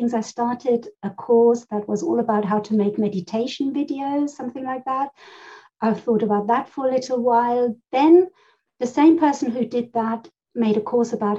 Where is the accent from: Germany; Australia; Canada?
Germany; also born or lived in Spain; now in United Kingdom; I grew up in Germany. I was born in Spain and I moved over to the UK where I am living now and have been living here since the early 80s.